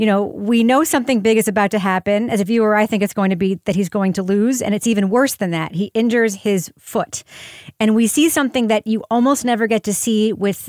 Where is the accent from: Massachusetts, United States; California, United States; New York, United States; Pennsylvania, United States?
New York, United States; Long Island; growing up on Long Island